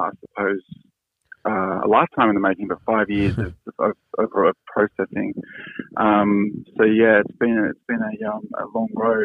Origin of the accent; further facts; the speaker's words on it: Sydney, New South Wales, Australia; moved away as an adult; also born or lived in Europe / east coast of Australia; But I grew up down south in Sydney, in Cronulla